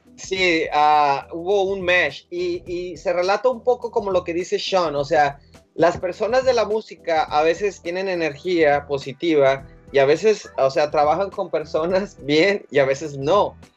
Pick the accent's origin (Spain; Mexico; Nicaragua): Mexico; somos mexicanos y, latinos